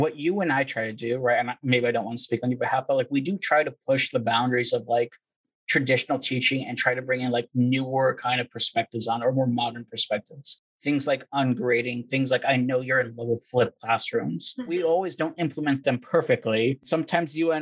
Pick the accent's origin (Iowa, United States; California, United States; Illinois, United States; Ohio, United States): California, United States; moved away as an adult; also born or lived in Texas; originally I'm from California, got my master's in IO in good old Texas